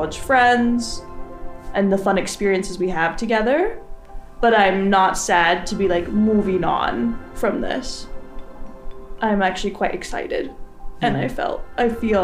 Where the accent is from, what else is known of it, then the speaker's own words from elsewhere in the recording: Oregon, United States; also born or lived in San Jose, California; now in Seattle, United States; my neighborhood growing up in Oregon.